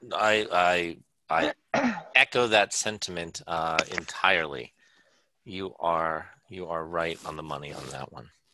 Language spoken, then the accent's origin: English; United States; I'm so American